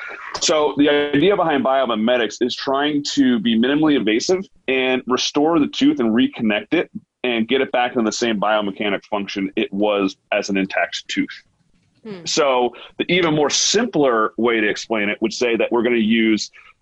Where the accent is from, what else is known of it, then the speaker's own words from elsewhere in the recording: United States; I'm like, because like, you know, I'm an American dentist. We don't use, we don't use microscopes.